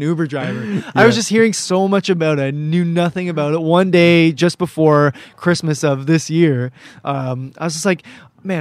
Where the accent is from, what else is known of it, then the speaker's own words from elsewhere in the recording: Cambridge, Ontario, Canada; I'm from Cambridge, Ontario